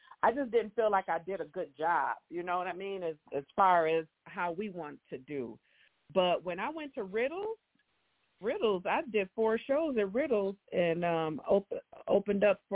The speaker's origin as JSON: {"language": "English", "town": "Grand Rapids", "region": "Michigan", "country": "United States", "tie": "born or raised there", "said": "I grew up in Grand Rapids"}